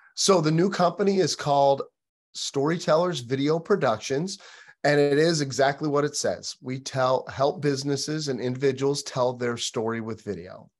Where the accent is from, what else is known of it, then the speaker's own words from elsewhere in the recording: Michigan, United States; moved away as an adult; now in Nashville, United States; I'm actually from Michigan originally